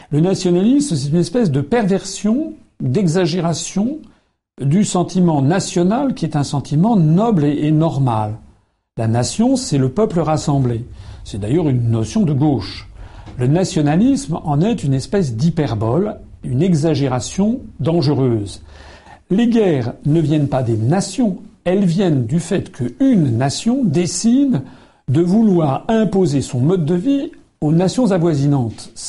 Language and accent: French; France; Nous, nous sommes français nous avons envie de défendre légitimement notre pays.